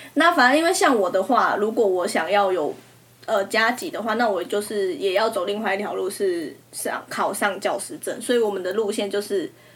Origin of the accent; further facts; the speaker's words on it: Taiwan; accent: Taiwanese; 我们口音好像真的他们都会很容易听出来